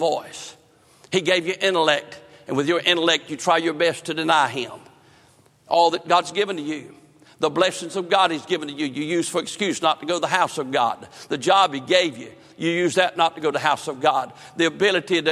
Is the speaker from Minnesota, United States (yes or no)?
no; North Carolina, United States; I grew up in northern part, eastern part of the state, fished the Chowan River